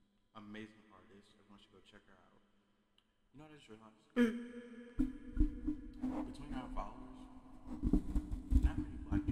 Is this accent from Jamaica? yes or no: yes; Jamaica; also born or lived in Trinidad & Tobago; because I'm Caribbean, like, I'm Jamaican and Trinidadian.